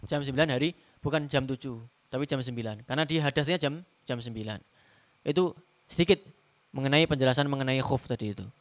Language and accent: Indonesian; Semarang, Central Java, Indonesia; Contoh seperti saya orang Semarang, saya pakai sepatu khuf, ya.